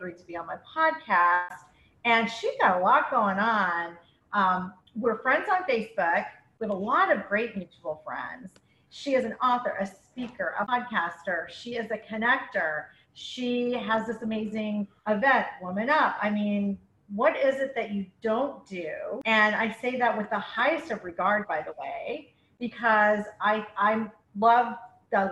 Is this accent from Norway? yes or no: no; Canada; now in Florida, United States; I'm Canadian